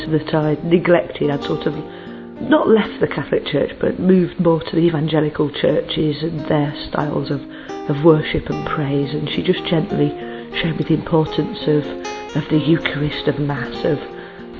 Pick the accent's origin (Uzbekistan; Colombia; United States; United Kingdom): United Kingdom; England; from England.